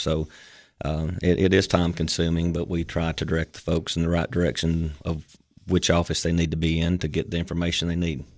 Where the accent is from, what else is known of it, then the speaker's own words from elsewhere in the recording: United States; I also had two years of full-time service for a local funeral chapel there in my hometown